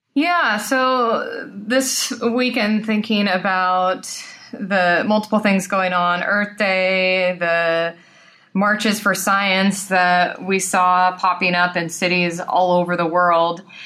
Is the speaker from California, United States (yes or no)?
yes; San Joaquin Valley, California, United States; I grew up in the San Joaquin Valley, a very agricultural area